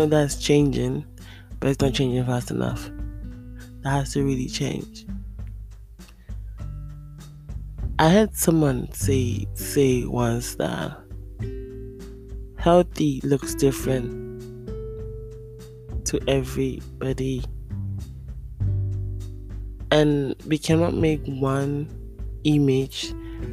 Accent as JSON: {"language": "English", "country": "Ghana", "tie": "born or raised there", "moved": "yes", "said": "I grew up partly in Africa, in Ghana."}